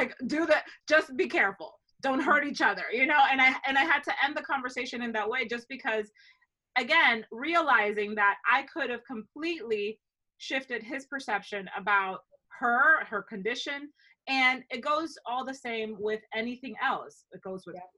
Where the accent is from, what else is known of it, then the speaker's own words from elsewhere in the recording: Dominican Republic; moved away as an adult; also born or lived in Ohio, United States; now in United States; growing up in the Dominican Republic for, you know, a better part of my life